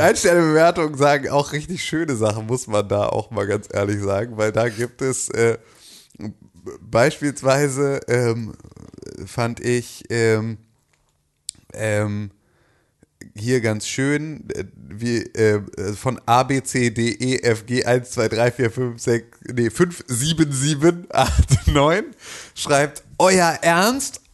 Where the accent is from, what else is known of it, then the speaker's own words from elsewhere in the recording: Germany; als Deutscher